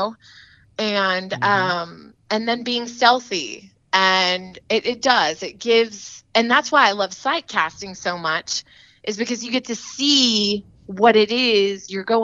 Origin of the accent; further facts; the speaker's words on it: Bandera, Texas, United States; now in Rockport, United States; I'm originally from the Hill Country in Texas, from a tiny little town called Bandera, Texas